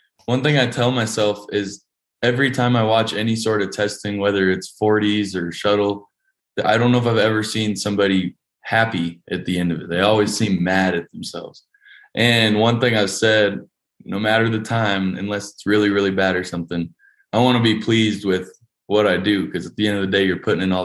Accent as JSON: {"language": "English", "town": "Fort Collins", "region": "Colorado", "country": "United States", "tie": "born or raised there", "also_born_or_lived": "Camp Pendleton, California / Pensacola, Florida / Arkansas / Kansas", "said": "I was there for all of high school. I hopped around a little bit. I moved there when I was six"}